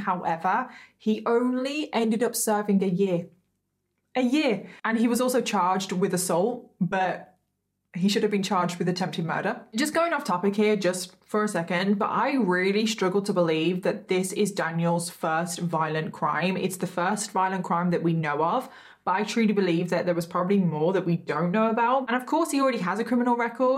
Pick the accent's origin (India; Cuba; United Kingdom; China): United Kingdom; I am British, everyone. I am British. I am not Australian